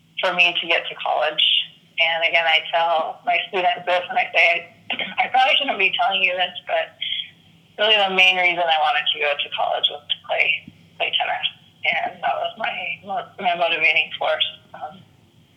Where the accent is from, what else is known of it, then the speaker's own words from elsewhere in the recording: Northern California, United States; I grew up in Northern California, where my parents really got into sports